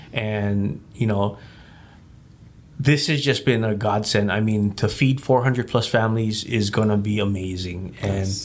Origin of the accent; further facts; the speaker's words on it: Hawaii, United States; now in Las Vegas, United States; I was born and raised in Hawaii